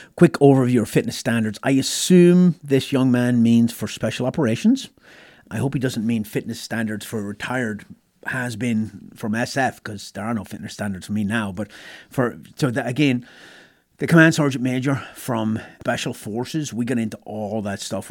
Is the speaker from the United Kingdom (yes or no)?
no; Ireland; moved away as an adult; now in United States; growing up in Ireland